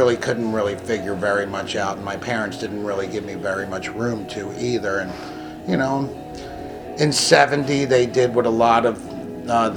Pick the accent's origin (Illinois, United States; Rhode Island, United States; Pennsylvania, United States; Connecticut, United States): Pennsylvania, United States; Philadelphia; I was born right here in Philadelphia circa 1960. Well, not circa 1960, actually 1960. Northeast Philadelphia